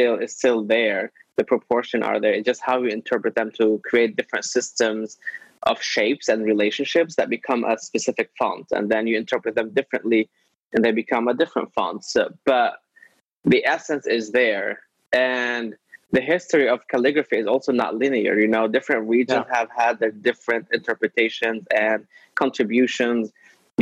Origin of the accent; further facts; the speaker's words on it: Lebanon; moved away as an adult; now in Brooklyn, United States; I was born in Lebanon. I was raised in Lebanon.